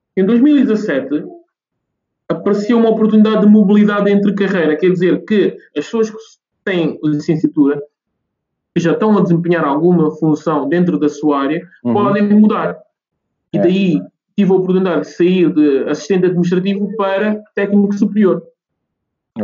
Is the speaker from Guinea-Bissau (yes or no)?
yes; Guinea-Bissau; now in Oeiras, Portugal; a minha terra natal, que é Guiné-Bissau